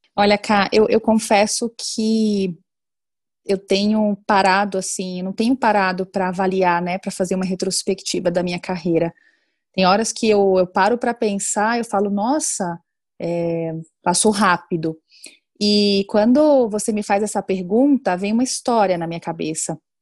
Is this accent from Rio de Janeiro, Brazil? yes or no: no; Salvador, Bahia, Brazil; moved away as an adult; also born or lived in Germany; eu sou baiana, né, nascida em Salvador, Bahia